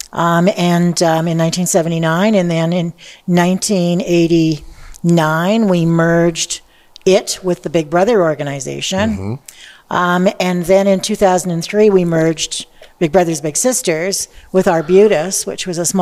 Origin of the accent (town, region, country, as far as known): Toronto, Ontario, Canada